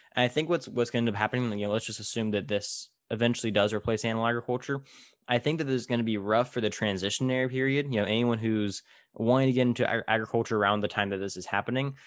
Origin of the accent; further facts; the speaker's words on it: Tulare, California, United States; I, I grew up in, in, you know, I don't know if you've ever heard Tulare